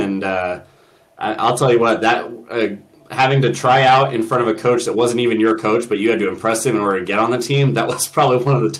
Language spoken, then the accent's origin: English; Pendleton, Oregon, United States; I'm from Pendleton, just over the mountain from LeGrand.